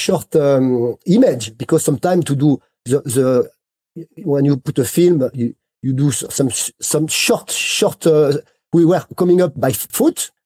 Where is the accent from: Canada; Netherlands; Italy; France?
France; Grenoble, Auvergne-Rhône-Alpes; English is a second language; I am not from Les Arcs, I am from New York Grenoble